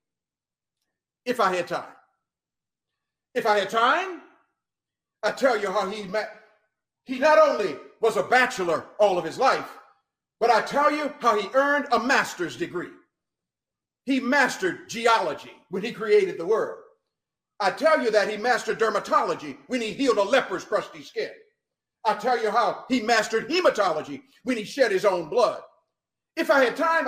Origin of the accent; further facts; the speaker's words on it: New Orleans, Louisiana, United States; I'm from Louisiana, New Orleans, and the people down there, the French Creoles